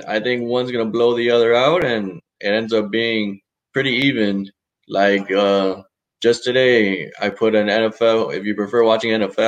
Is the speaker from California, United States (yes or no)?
no; Miami, Florida, United States; born and raised in Miami